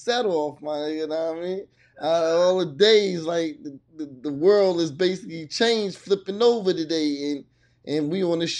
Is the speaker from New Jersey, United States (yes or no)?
yes; New Jersey, United States; I'm from Jersey